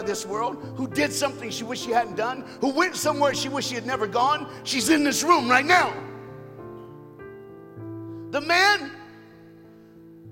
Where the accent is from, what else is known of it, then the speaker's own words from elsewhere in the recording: United States; I'm an American